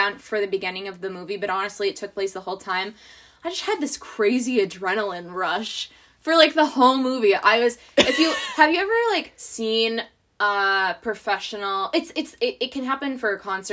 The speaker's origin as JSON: {"language": "English", "region": "Massachusetts", "country": "United States", "said": "we're from Massachusetts."}